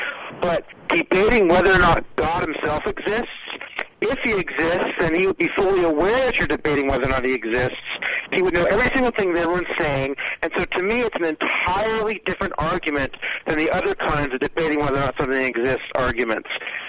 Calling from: Santa Rosa, California, United States; I'm calling from Santa Rosa, California, Sonoma County.

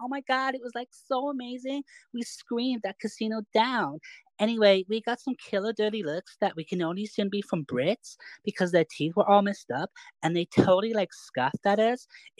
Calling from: Burbank, California, United States; I'm calling from Burbank, California.

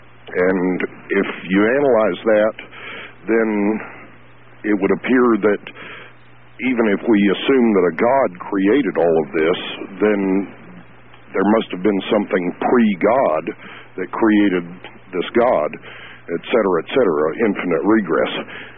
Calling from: Lubbock, Texas, United States; from Lubbock, Texas.

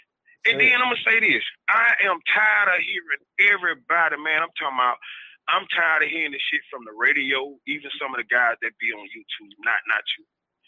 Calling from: Mobile, Alabama, United States; I'm calling from Mobile, Alabama.

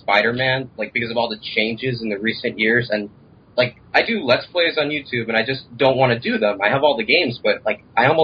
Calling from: Fort Lauderdale, Florida, United States; Calling from the same place as always, Florida

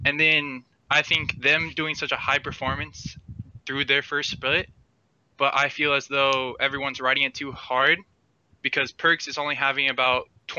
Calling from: Miami, Florida, United States; Miami, Florida.

